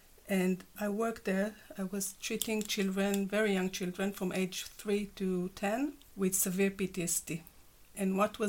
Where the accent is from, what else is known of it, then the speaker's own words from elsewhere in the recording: Israel; English is a second language; moved away; You know. My accent.